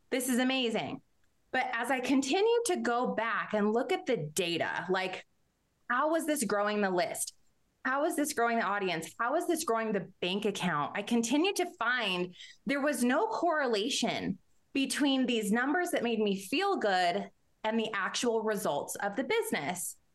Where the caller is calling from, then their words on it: New Mexico, United States; Yes, I'm actually in New Mexico and I'm in uh, the mountains of New Mexico called the Sandias.